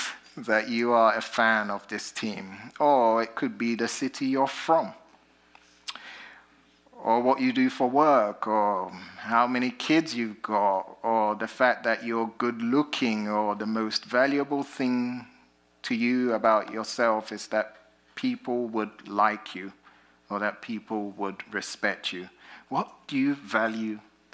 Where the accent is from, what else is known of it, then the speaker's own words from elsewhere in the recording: United Kingdom; accent: British; now in United States; my British accent